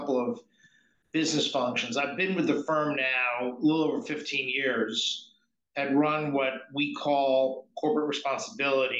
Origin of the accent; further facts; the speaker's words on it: New York, United States; We grew up in New York